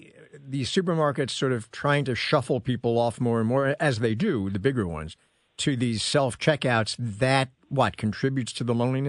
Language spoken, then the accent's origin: English; New York, United States; this rings a bell, because when I was growing up in New York, and this was a while ago, they didn't have that many giant supermarkets.